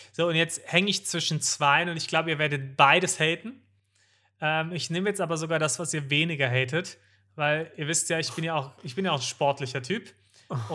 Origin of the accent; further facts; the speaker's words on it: Munich, Bavaria, Germany; ich als Münchner